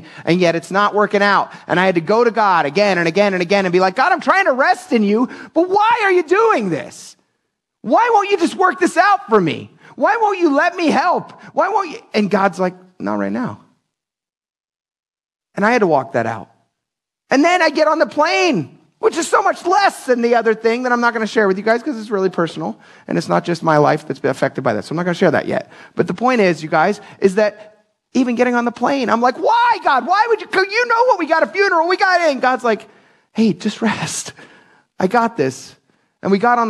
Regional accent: United States; I'm thankful to have served our country in the Air Force for 15 years

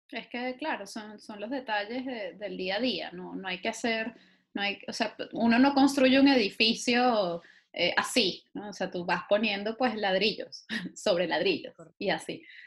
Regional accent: Venezuela; moved away; somos muchos los venezolanos que estamos por ahí haciendo cosas

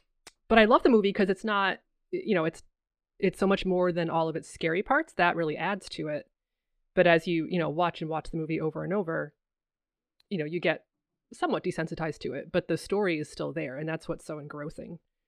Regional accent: Massachusetts, United States; So, you know, I'm from Massachusetts and the East Coast is very familiar.

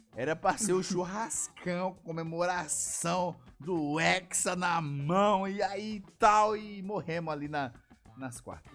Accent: Brazil

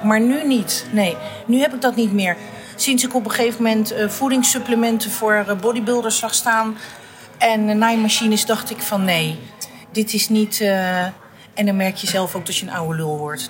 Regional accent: The Hague, South Holland, Netherlands; Ik ben geboren in Den Haag. Ik ben opgegroeid en eh, groot geworden. En altijd gewoond in staatkwartier Statenkwartier, in de Indo-wijk van Den Haag

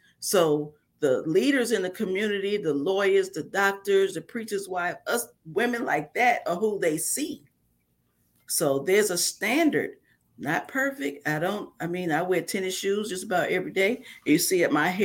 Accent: New York, United States; moved away as an adult; now in Mississippi, United States; I was raised in New York

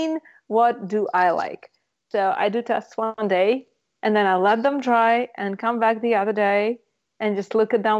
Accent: Russia; moved away; I come from Russia

